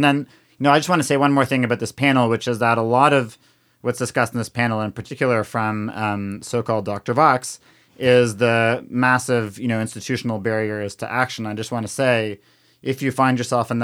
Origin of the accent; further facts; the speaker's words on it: Canada; now in United States; I'm from Canada